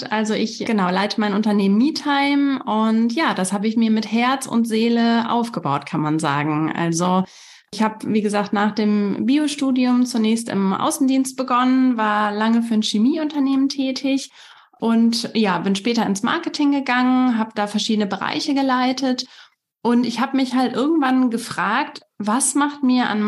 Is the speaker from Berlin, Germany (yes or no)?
no; Essen, North Rhine-Westphalia, Germany; moved away as an adult; now in Mönkeberg, Germany; bin eigentlich aufgewachsen in Nordrhein-Westfalen, bin in Essen geboren, habe an der Ruhr-Uni Bochum studiert und bin vor sechs Jahren so auf meinem Weg der eigenen Persönlichkeitsentwicklung von ähm, NRW nach Schleswig-Holstein gegangen